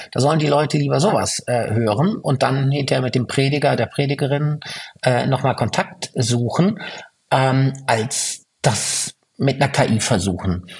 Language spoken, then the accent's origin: German; Fürth, Bavaria, Germany; in meiner Heimatstadt Fürth